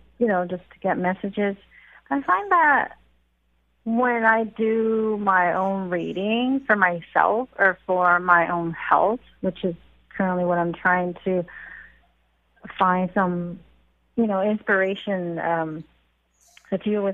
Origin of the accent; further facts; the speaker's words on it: Victoria, British Columbia, Canada; I'm from Victoria.